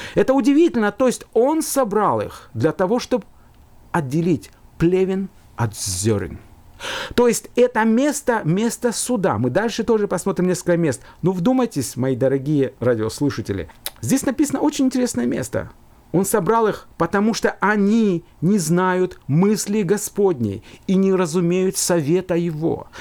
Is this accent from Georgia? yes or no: yes; Georgia; now in Finland; я родился в Грузии, и мы с братом там жили, потом мы переехали в другую страну, но я вспоминаю, как, наверное, любой человек, мои воспоминания детства — это школа